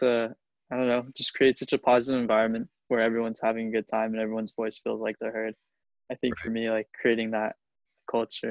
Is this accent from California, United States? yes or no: yes; Chula Vista, California, United States; Grew up in Chula Vista, California. For those that don't know, that's Southern San Diego.